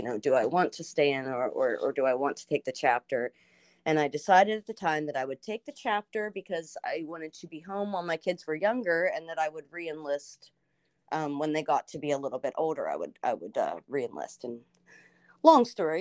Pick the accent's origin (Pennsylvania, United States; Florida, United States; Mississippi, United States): Pennsylvania, United States; Washington; moved away as an adult; I got out of that small town in Washington, Pennsylvania